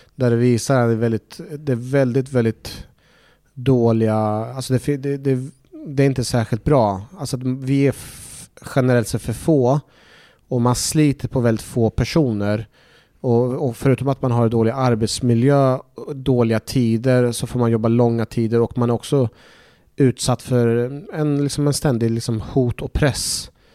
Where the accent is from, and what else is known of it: Norrköping, Östergötland, Sweden; born or raised there; also born or lived in Iraq / Baghdad